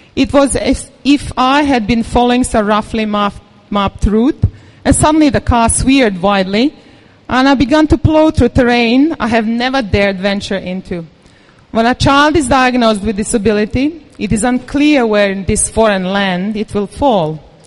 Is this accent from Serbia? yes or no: yes; Serbia; moved away; I come from Serbia